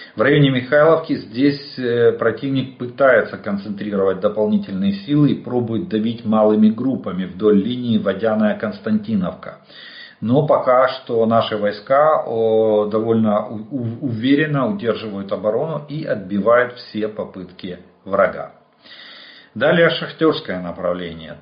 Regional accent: Ukraine; мы из Украины

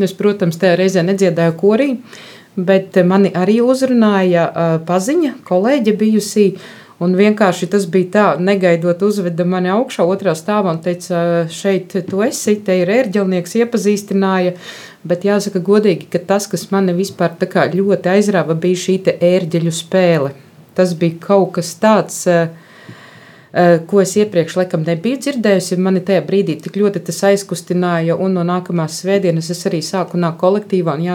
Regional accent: Viļaka, Balvi Municipality, Latvia; Es nāku no Viļakas, un Viļakā arī ir ļoti brīnišķīga baznīca, kura šobrīd tiek daudzināta kā Ziemeļlatgales pērle.

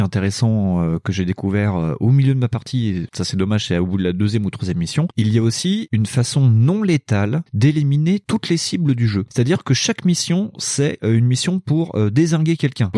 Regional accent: Lyon, Auvergne-Rhône-Alpes, France; lyonnais, comme moi

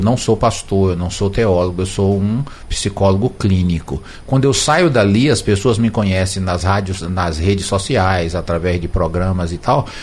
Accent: Brazil; nós somos brasileiros

